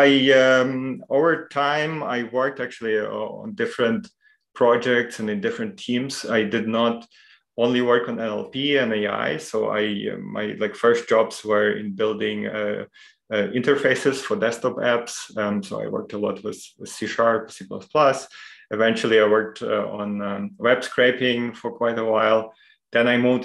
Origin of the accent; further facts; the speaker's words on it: Ukraine; moved away as an adult; now in Munich, Germany; I come from Ukraine, and I studied their sort of general linguistics for a while. When I moved to Munich about 10 years ago already